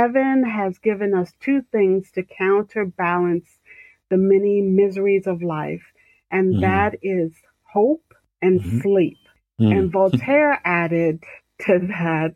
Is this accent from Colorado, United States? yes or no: no; Central Indiana, United States; from the south side of Central Indiana.